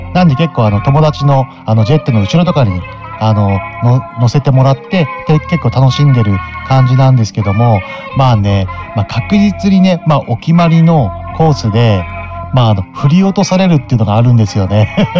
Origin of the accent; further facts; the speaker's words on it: Mito, Ibaraki, Japan; 水戸生まれ水戸育ち